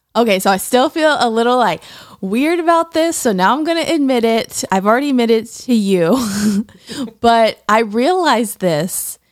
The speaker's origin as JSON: {"language": "English", "town": "Tallahassee", "region": "Florida", "country": "United States", "tie": "born or raised there", "said": "I grew up in Tallahassee, Florida"}